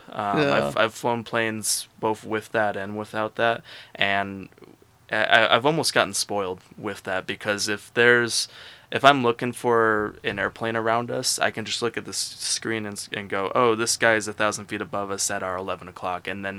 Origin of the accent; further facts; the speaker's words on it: Boise, Idaho, United States; also born or lived in California / North Carolina; So I call Boise my hometown. The reason is because I spent all 4 years of high school there.